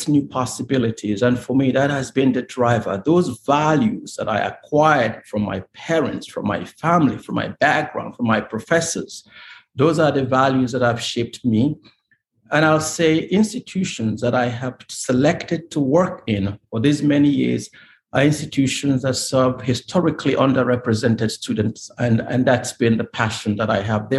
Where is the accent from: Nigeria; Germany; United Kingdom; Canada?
Nigeria; moved away as an adult; now in United States; I come from Nigeria